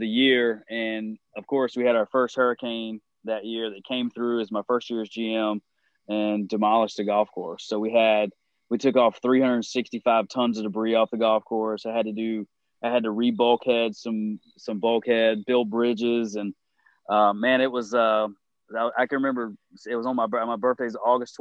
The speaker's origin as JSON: {"language": "English", "region": "North Carolina", "country": "United States", "moved": "yes", "said": "I'm from North Carolina originally."}